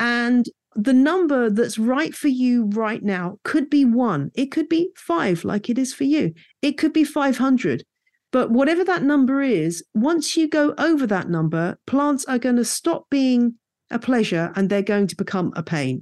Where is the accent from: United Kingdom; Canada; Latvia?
United Kingdom; moved away as an adult; also born or lived in West Country, United Kingdom / Louisiana, United States; now in Bedfordshire, United Kingdom; I grew up in the Chilterns